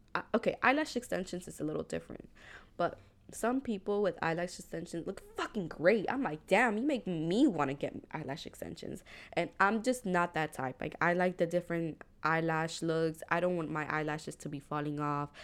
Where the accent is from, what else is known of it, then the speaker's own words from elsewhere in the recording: Hialeah, Florida, United States; growing up in Hialeah, the demographic was Cuban.